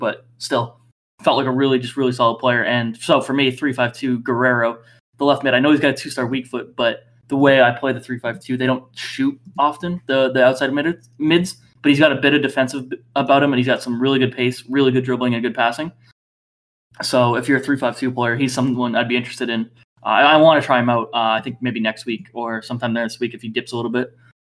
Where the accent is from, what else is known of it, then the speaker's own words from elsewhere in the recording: United States; As an American